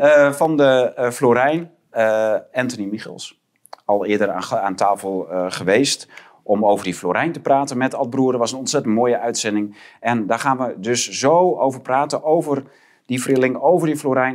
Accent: Groningen, Netherlands; ik ken het begrip als Groninger

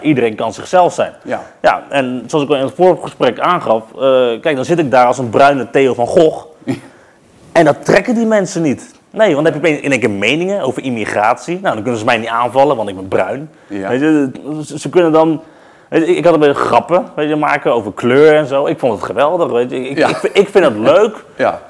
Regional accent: The Hague, South Holland, Netherlands; in de Schilderswijk

